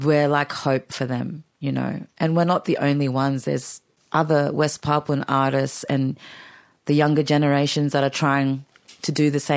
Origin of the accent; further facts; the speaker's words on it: Australia; now in Melbourne, Australia; growing up in Australia